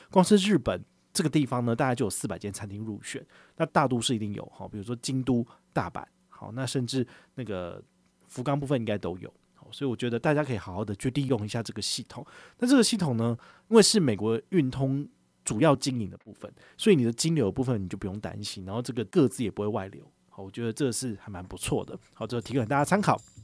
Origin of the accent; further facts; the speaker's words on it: Taiwan; 我们跟他聊到我们从哪里来，我们从台湾来嘛